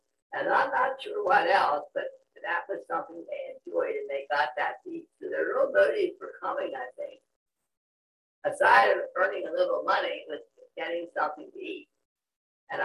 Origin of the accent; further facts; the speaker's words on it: Willow Street, Pennsylvania, United States; I grew up in Willow Street, but I went to Stradbury Mennonite Church